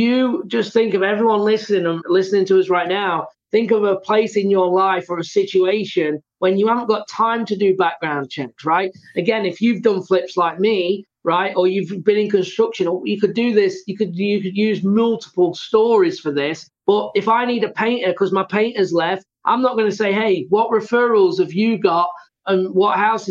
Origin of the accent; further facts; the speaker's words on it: England, United Kingdom; I'm from England